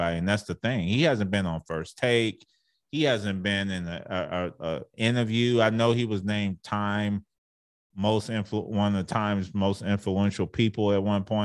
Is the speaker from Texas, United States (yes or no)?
yes; Arlington, Texas, United States; I grew up in Arlington, Texas